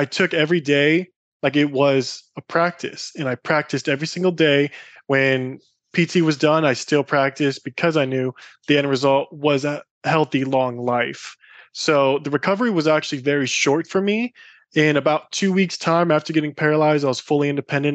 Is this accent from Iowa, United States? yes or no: yes; Iowa, United States; Growing up in Iowa was incredible